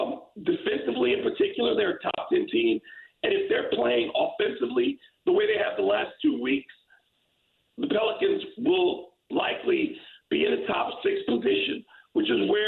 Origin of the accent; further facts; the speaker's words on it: Michigan, United States; born there; I was born in Michigan.